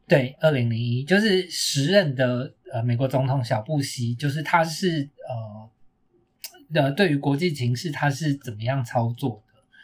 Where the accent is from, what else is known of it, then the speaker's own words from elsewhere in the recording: Taiwan; 身为一个台湾人